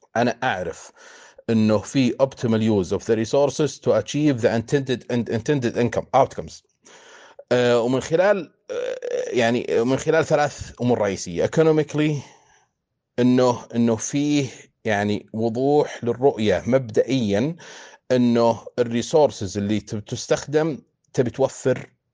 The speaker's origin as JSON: {"language": "Arabic", "country": "Saudi Arabia", "said": "عندنا في السعودية"}